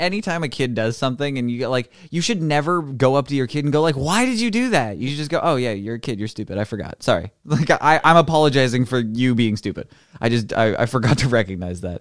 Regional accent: Canada; I'm extra Canadian

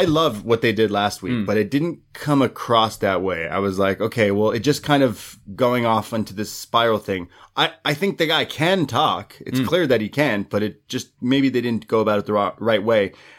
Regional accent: United Kingdom; and by the way, I'm British, and I fight people.

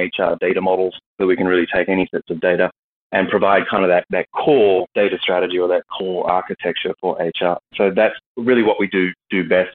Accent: Australia; moved away as an adult; now in Texas, United States; I'm originally Australian and moved here after a couple acquisitions of SuccessFactors and SAP a few years ago and moved to Texas

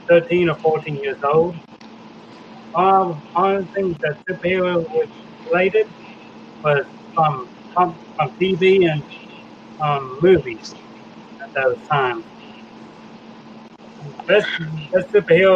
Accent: Oklahoma, United States; also born or lived in Dallas, Texas; I was born in Dallas, Texas. I grew up in Oklahoma for a good portion of my life.

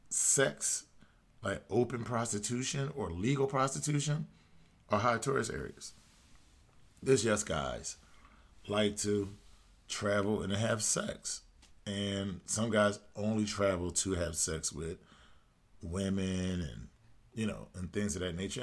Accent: United States; being an American man

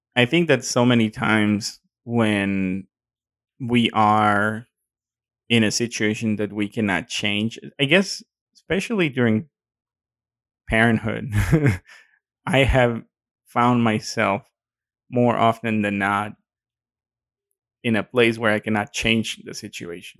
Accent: Mexico; accent: Mexican; my accent is showing. Excuse me, my Mexican is showing

